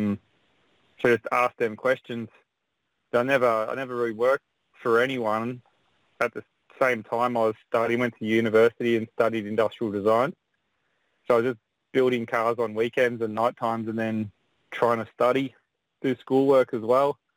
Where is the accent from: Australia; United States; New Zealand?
Australia; Melbourne, Victoria; moved away as an adult; also born or lived in West Gosford, New South Wales; now in New South Wales, Australia; I'm from Melbourne, Victoria, originally